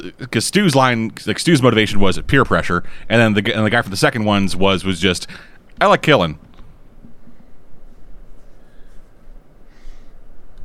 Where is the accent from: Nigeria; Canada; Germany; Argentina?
Canada; I'm Canadian